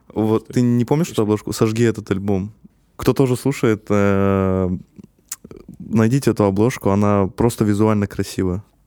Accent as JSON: {"language": "Russian", "country": "Kazakhstan", "said": "я есть казах"}